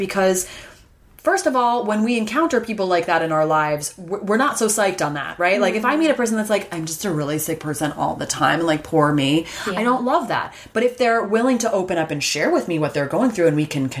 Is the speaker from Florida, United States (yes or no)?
no; Ithaca, New York, United States; It was really kind of everywhere in my hometown of hippy dippy Ithaca, New York